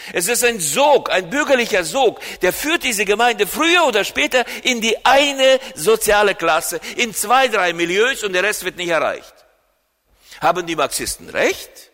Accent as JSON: {"language": "German", "country": "Germany", "said": "hier bei uns in Deutschland"}